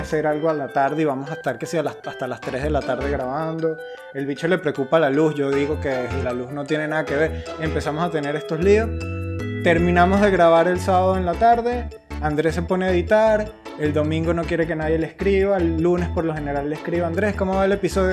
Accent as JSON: {"language": "Spanish", "country": "Venezuela", "also_born_or_lived": "London, United Kingdom / Cádiz, Spain", "moved": "as an adult", "lives_now": "Madrid, Spain", "said": "Emigré de Venezuela cuando fui a Inglaterra"}